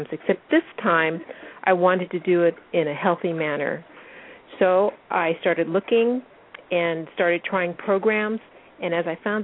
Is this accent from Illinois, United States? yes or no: no; Washington, United States; I'm 50 years old, and I'm from Washington State